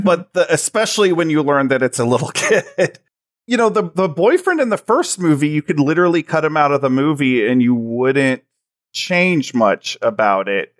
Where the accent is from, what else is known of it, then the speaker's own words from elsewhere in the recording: Graham, Texas, United States; the town I actually grew up in is called Graham